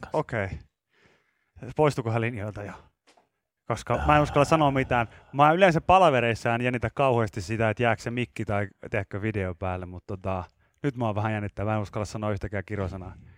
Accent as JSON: {"language": "Finnish", "town": "Pori", "region": "Satakunta", "country": "Finland", "said": "mä oon Porista"}